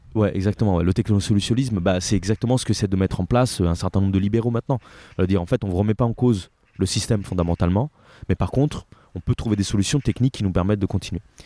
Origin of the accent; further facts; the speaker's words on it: Italy; now in France; je suis italien et euh, je suis euh, en France depuis euh, plus ou moins 15 ans maintenant.